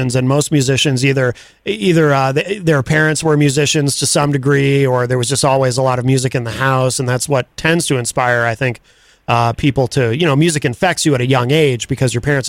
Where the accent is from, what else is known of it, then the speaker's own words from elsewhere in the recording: Northeast, United States; I grew up in the Northeast